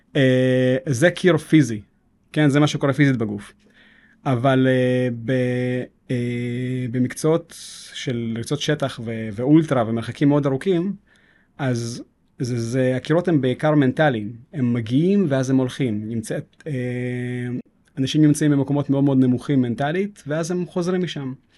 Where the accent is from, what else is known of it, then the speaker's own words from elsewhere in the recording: Jerusalem, Jerusalem District, Israel; רחובות ירושלים, וגדלתי שם.